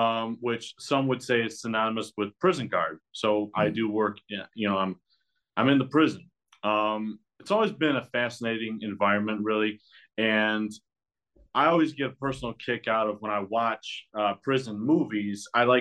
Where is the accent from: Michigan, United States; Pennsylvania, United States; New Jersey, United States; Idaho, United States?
Michigan, United States; I'm from Michigan, southern Michigan.